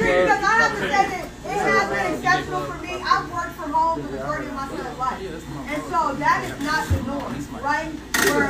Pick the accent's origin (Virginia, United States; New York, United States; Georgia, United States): Georgia, United States; Atlanta; I grew up in Atlanta though when Freaknik was big too. So I was here then, and I was even younger then.